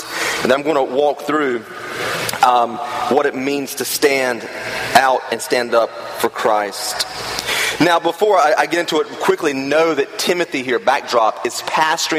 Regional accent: the South, United States; I grew up in the South

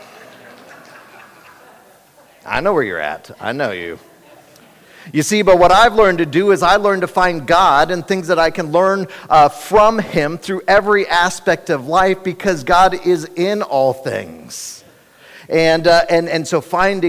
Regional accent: Cincinnati, Ohio, United States; I was born and raised in Cincinnati

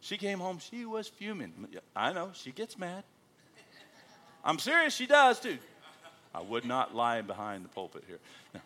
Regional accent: United States; moved away as an adult; now in Australia; I'm American

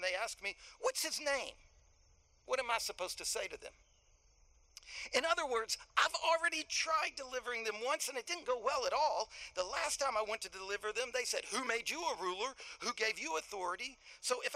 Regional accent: Gulf Coast, United States; I grew up on the Gulf Coast where we had these pipes at these industrial plants that would burn.

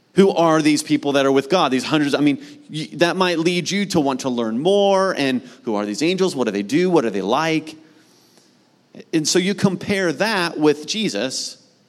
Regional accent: Mount Vernon, Ohio, United States; my hometown of Mount Vernon, Ohio, which is north of Columbus

